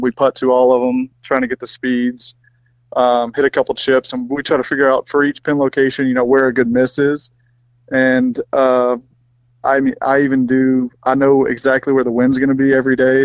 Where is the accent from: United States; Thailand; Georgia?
United States; Mississippi; I grew up in Mississippi